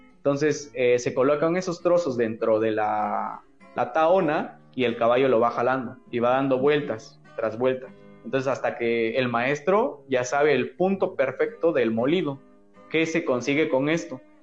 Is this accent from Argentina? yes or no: no; Mexico; el agave es como los mexicanos, somos caprichosos